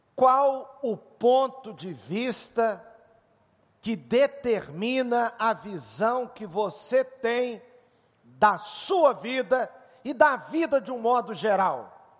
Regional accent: Switzerland; moved away; minha infância na Suíça

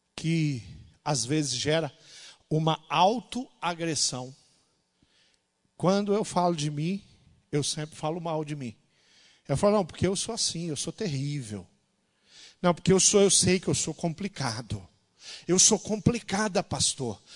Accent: interior of Rio de Janeiro, Brazil; moved away; a cidade onde eu nasci, no interior do Rio de Janeiro

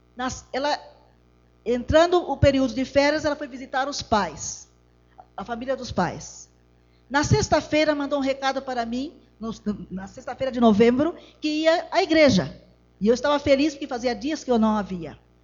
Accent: Brazil; moved away as an adult; also born or lived in Mozambique; now in Botswana; Somos brasileiros, somos apenas quatro adultos e uma criança

